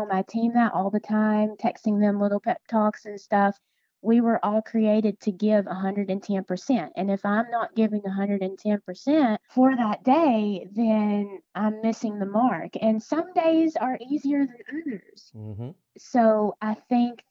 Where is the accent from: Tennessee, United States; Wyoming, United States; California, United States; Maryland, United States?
Tennessee, United States; moved away as an adult; I am from Tennessee. My husband and I moved here about 4.5 years ago.